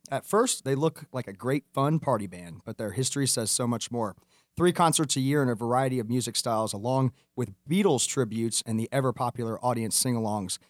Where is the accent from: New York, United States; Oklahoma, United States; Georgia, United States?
Georgia, United States; Atlanta; I'm from Atlanta